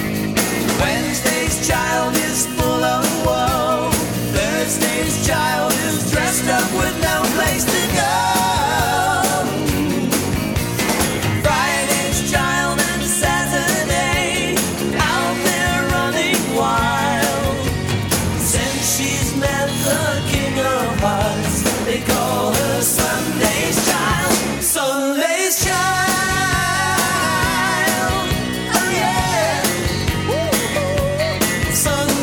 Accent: Nashville, Tennessee, United States; moving to my hometown, Nashville, Tennessee

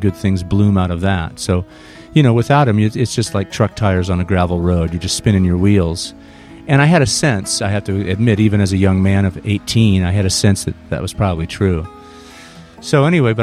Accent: San Jose, California, United States; moved away as an adult; also born or lived in Los Angeles; I moved to Los Angeles from my hometown of San Jose

